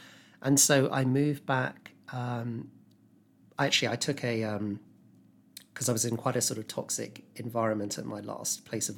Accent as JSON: {"language": "English", "town": "Epsom", "region": "South East England", "country": "United Kingdom", "tie": "born or raised there", "moved": "as an adult", "lives_now": "London, United Kingdom", "said": "I grew up in Epsom in Surrey. Yeah, so not far from you."}